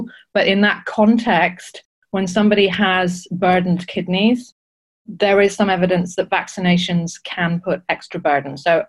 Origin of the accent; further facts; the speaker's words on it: Johannesburg, Gauteng, South Africa; also born or lived in Saudi Arabia; I grew up, I was born in South Africa, in Johannesburg. So Southern Africa is part of me.